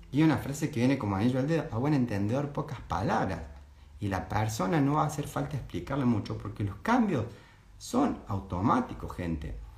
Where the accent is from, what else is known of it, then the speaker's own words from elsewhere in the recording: Córdoba, Argentina; accent: cordobés tonada; sos muy cordobés